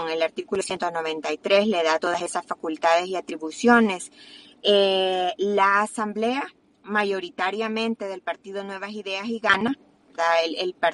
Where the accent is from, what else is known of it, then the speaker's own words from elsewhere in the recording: El Salvador; otra de las grandes preocupaciones como salvadoreños es que ese mismo día también eh, quitaron, ¿verdad?, de golpe a la sala constitucional